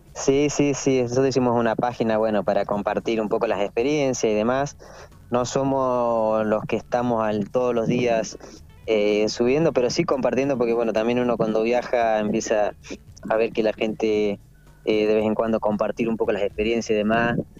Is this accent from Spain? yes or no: no; Argentina; nosotros tenemos pasaporte italiano, como, muchos argentinos, eh, por esta cuestión de nuestros abuelos